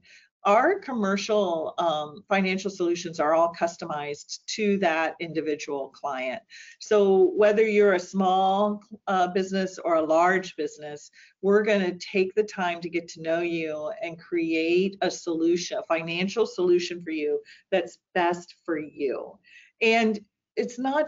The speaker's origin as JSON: {"language": "English", "town": "St. Marys", "region": "Ohio", "country": "United States", "tie": "born or raised there", "also_born_or_lived": "Worthington, Ohio", "said": "I grew up in St. Mary's, Ohio"}